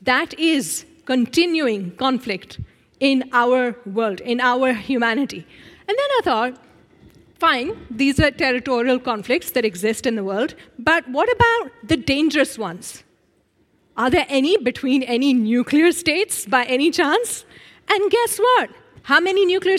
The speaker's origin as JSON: {"language": "English", "country": "Pakistan", "said": "I'm 46 years old, and I'm from Pakistan."}